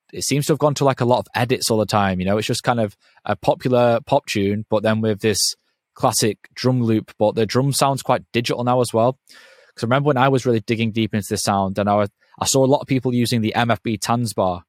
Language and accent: English; England, United Kingdom; because I'm from England